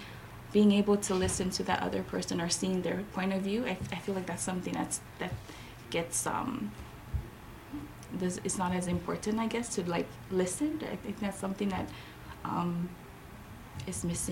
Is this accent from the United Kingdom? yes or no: no; Saipan, Northern Mariana Islands; also born or lived in Chuuk, Federated States of Micronesia / Hawaii; now in Guam; I was born in Saipan.